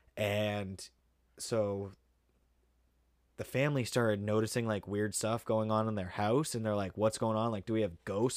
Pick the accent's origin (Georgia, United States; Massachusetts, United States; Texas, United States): Massachusetts, United States; Pepperell; I grew up in Pepperell